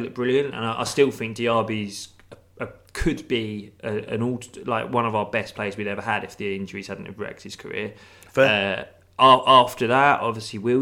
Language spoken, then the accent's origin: English; United Kingdom; I grew up just outside of North London